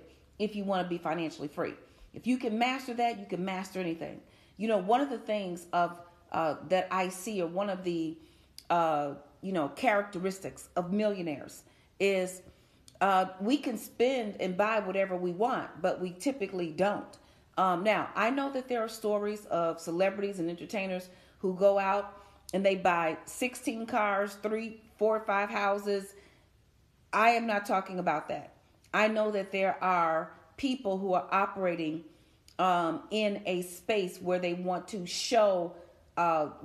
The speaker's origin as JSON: {"language": "English", "town": "Chicago", "region": "Illinois", "country": "United States", "said": "I'm from Chicago"}